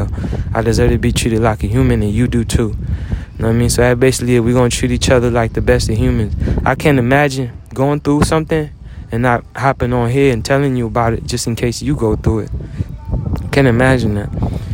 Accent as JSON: {"language": "English", "country": "United States", "said": "just being in America, being an American, being a veteran."}